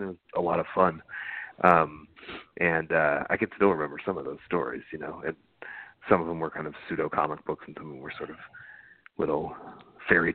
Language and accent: English; Dearborn, Michigan, United States; I grew up outside of Detroit in kind of a factory town, a kind of immigrant enclave there, Dearborn, Michigan